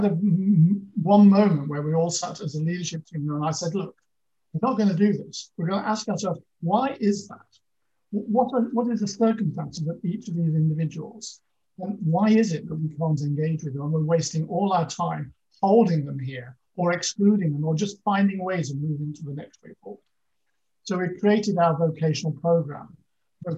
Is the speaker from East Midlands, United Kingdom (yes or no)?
yes; Lincolnshire Fens, East Midlands, United Kingdom; I grew up in the Lincolnshire Fens, so in a very rural